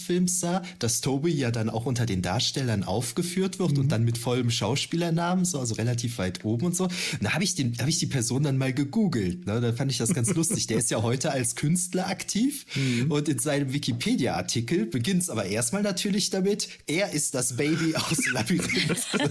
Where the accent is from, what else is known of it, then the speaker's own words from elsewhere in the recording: Düren, North Rhine-Westphalia, Germany; ich komme ja ursprünglich aus Düren, in der äh, Gegend von Düren